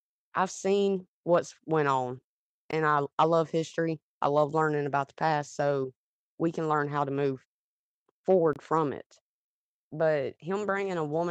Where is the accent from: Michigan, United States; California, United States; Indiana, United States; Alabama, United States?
Alabama, United States; Demopolis; moved away; also born or lived in Selma, Alabama; I grew up in a small town about 50 miles west of it, in Demopolis, Alabama